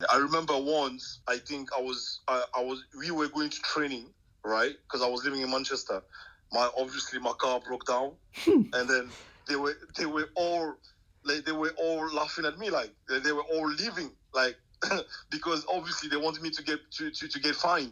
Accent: Cameroon; English is a second language; moved away as an adult; also born or lived in Wrexham, Wales

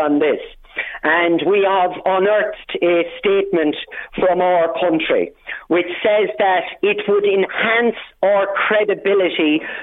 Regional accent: Ireland; I am Irish

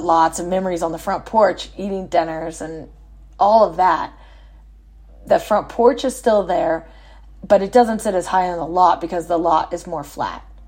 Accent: San Antonio, Texas, United States; moved away; our original house, that I grew up in sits on Corona Street

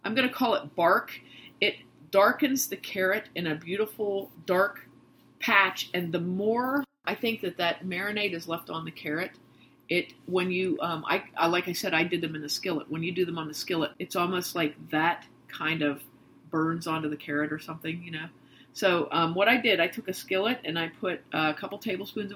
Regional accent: New Castle, Pennsylvania, United States; We're from Western Pennsylvania. And the town that we're from, Newcastle

